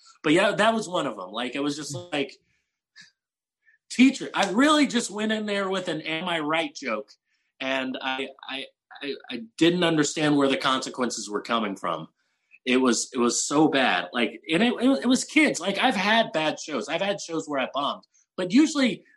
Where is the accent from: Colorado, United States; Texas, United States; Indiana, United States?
Texas, United States; San Antonio; moved away as an adult; also born or lived in Portland, Oregon; now in Austin, United States; I'm originally from San Antonio